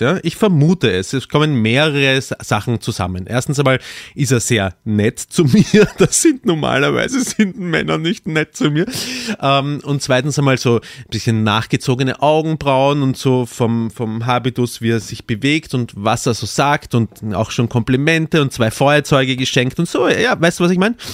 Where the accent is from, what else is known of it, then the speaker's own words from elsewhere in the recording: Austria; als Österreicher